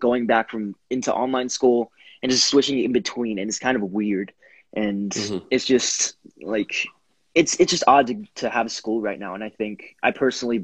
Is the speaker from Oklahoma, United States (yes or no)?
yes; Oklahoma, United States; I'm from Oklahoma